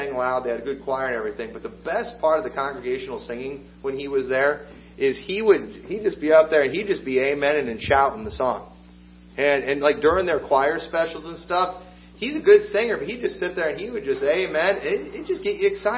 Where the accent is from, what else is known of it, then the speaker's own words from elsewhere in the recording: Illinois, United States; I'm from Illinois